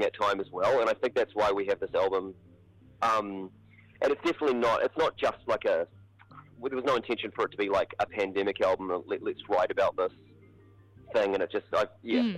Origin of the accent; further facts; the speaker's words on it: Hamilton, Waikato, New Zealand; We're both from Hamilton.